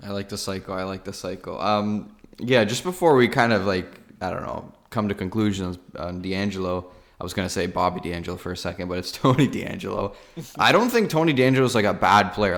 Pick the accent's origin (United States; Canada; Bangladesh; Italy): Canada; Toronto, Ontario; we're from Canada, from Toronto